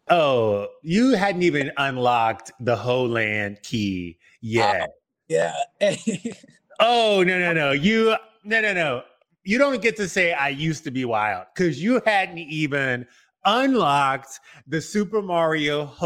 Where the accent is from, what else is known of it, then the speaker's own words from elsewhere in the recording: New York City, New York, United States; moved away; born and raised in Queens, uh, New York.